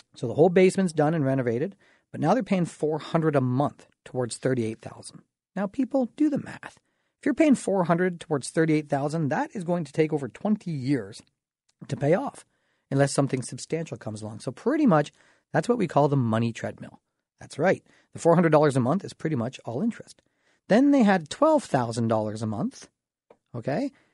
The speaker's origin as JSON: {"language": "English", "town": "Dorchester", "region": "Ontario", "country": "Canada", "tie": "born or raised there", "said": "I'm from the Dorchester area. You know, kinda raised, small town thought, small town boy, population about five thousand people"}